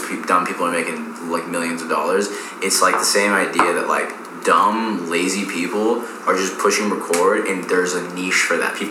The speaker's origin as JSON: {"language": "English", "region": "California", "country": "United States", "tie": "born or raised there", "also_born_or_lived": "East Coast", "moved": "yes", "lives_now": "Austin, United States", "said": "where we grew up. We're just kind of in a little bubble"}